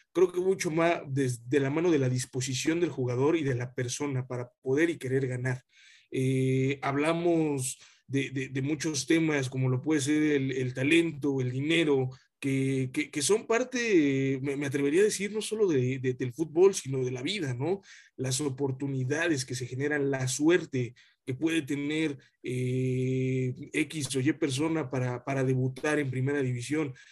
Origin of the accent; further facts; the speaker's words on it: Mexico; como mexicano